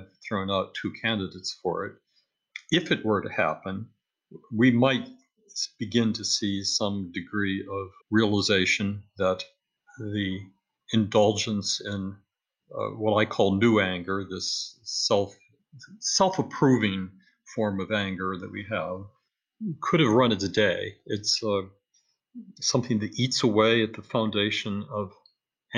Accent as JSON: {"language": "English", "country": "United States"}